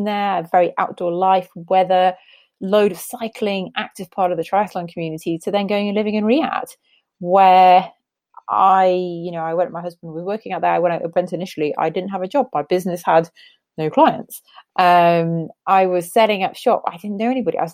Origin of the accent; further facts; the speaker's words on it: Newcastle upon Tyne, North East England, United Kingdom; moved away; I'm a Geordie born and bred